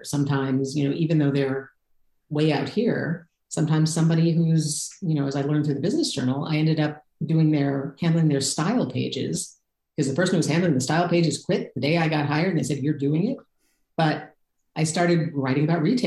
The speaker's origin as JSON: {"language": "English", "town": "Detroit", "region": "Michigan", "country": "United States", "tie": "born or raised there", "moved": "as an adult", "lives_now": "California, United States", "said": "I grew up in Detroit. I went to school in the Detroit suburbs"}